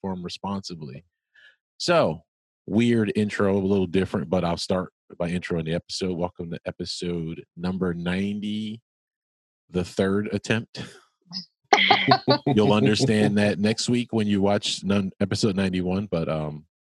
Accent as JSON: {"language": "English", "region": "New Jersey", "country": "United States", "said": "we're both from Jersey."}